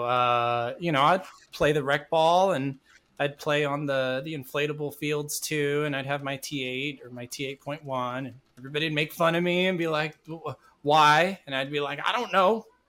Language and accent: English; Madera, California, United States; back in my hometown of Madera, California